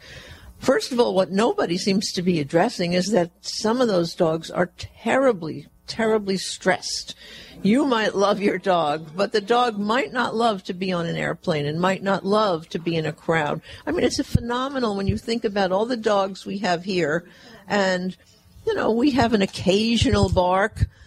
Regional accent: Fresno, California, United States; my hometown of Fresno

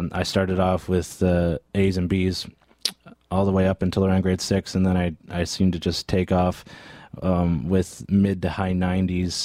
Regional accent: Newcastle, Ontario, Canada; moved away as an adult; also born or lived in Bowmanville; now in Peterborough, Canada; a school in my hometown of Newcastle

